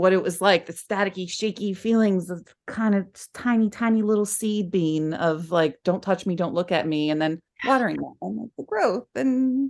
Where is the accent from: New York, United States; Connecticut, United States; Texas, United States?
New York, United States; Bronx; I grew up in the Bronx, and a lot of people are like, "Where's your Bronx, …?"